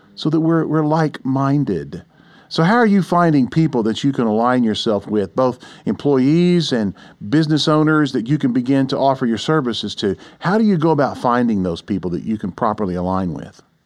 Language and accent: English; Oklahoma City, Oklahoma, United States; I grew up here in Oklahoma City